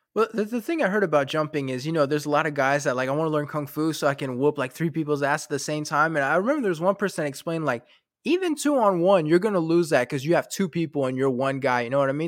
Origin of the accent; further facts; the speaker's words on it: North Carolina, United States; also born or lived in France; I grew up in North Carolina